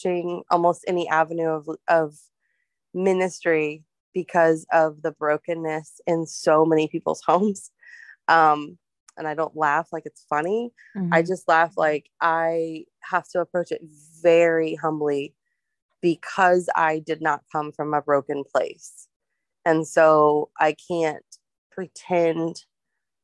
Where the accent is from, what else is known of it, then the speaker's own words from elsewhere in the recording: Ohio, United States; I grew up in Ohio, and like most of my year, we moved there when I was 5